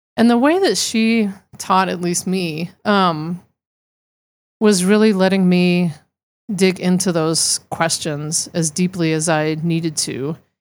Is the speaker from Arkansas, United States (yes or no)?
yes; Arkansas, United States; being raised, uh, I'm from Arkansas originally